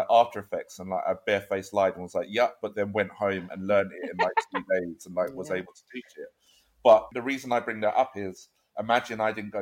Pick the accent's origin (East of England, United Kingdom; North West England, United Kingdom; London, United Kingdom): London, United Kingdom; Croydon; I am from South London, Croydon